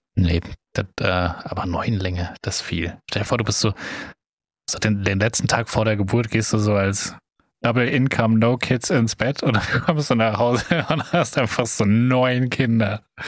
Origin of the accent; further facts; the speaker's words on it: Germany; wir einfach als Deutsche